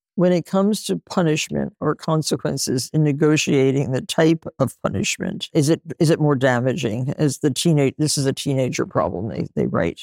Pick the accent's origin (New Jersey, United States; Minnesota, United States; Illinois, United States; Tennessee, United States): New Jersey, United States; Nutley; I grew up in Nutley, New Jersey, with six kids in my family